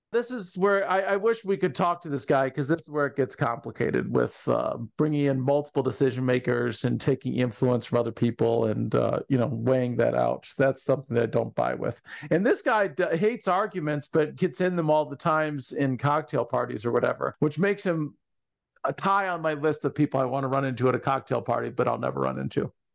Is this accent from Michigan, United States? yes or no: yes; Ann Arbor, Michigan, United States; also born or lived in Columbus, Ohio / Marion, Ohio; my life growing up in Ann Arbor